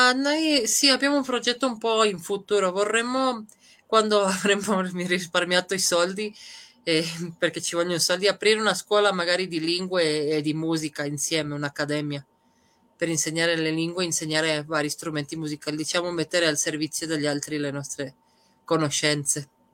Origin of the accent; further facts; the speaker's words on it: Trieste, Friuli-Venezia Giulia, Italy; moved away as an adult; also born or lived in Serbia / Madrid / Malaga; io sono nata in Serbia, ma quando, da quando ho sette anni siamo emigrati. La mia famiglia è emigrata a Trieste, quindi da quando ho sette anni fino più o meno ai 30 ho vissuto a Trieste